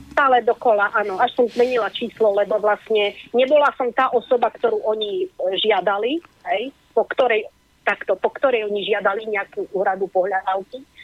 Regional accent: Košice area, Košice Region, Slovakia; som vyrastala, narodila som sa v Košiciach a vyrastala som na území, ktoré vlastne patrí do tej oblasti

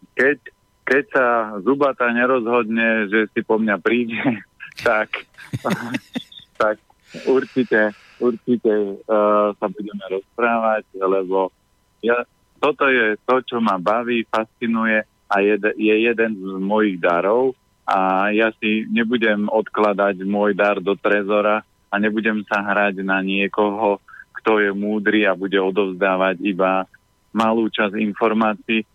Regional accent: Orava, Žilina Region, Slovakia; ja pochádzam z Oravy

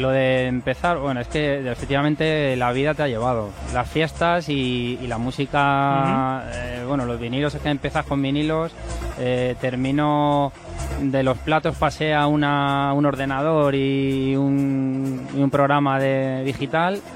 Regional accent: Fuenlabrada, Community of Madrid, Spain; yo soy de Fuela

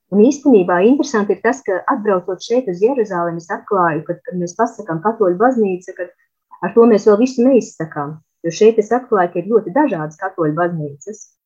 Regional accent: Olaine, Olaine Municipality, Latvia; moved away as an adult; also born or lived in Riga; now in Jerusalem, Israel; es nāku no Olainas, kur es pavadīju lielu daļu savas dzīves

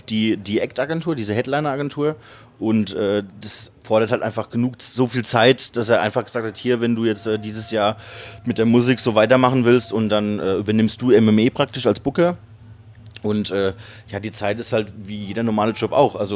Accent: Kaiserslautern, Rhineland-Palatinate, Germany; ich bin ja auch in Kaiserslautern aufgewachsen

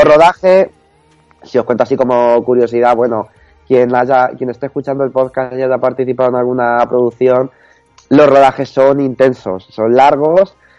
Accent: Toledo, Castilla-La Mancha, Spain; los que somos toledanos

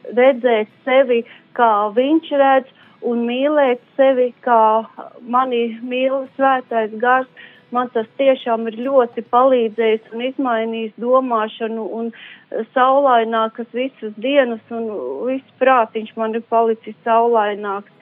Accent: Ventspils, Kurzeme, Latvia; esam paši no Vēnspils.

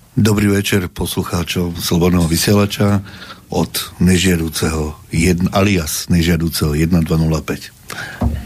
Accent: Slovakia; v Amerike poviem, že som Slovák

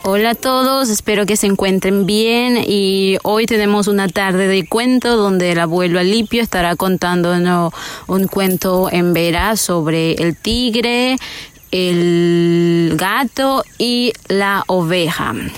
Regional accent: Panama; nosotros somos de Panamá, de un grupo indígena que es el Embera

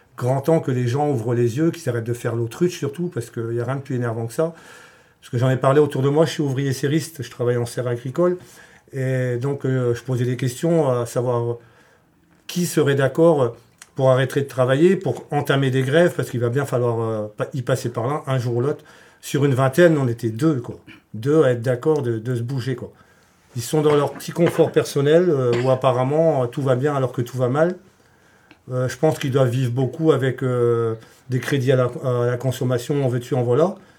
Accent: the Morlaix area, Brittany, France; je viens de la région de Morlaix

